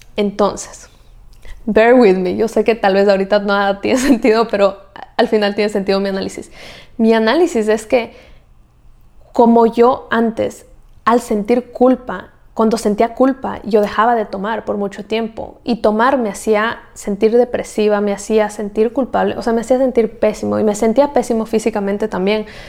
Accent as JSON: {"language": "Spanish", "country": "Ecuador", "moved": "as an adult", "said": "Yo soy de Ecuador"}